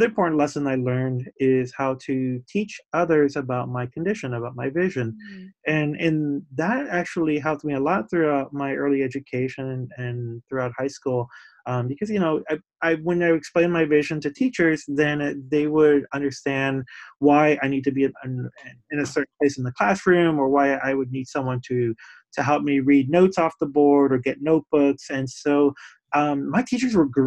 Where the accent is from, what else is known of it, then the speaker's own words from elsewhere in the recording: Puerto Rico; now in Somerville, United States; I was born in Puerto Rico